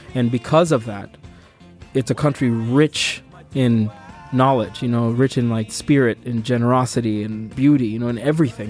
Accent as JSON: {"language": "English", "town": "Provo", "region": "Utah", "country": "United States", "tie": "born or raised there", "also_born_or_lived": "Sudan", "said": "When I was eleven and twelve, I was living in Provo, Utah"}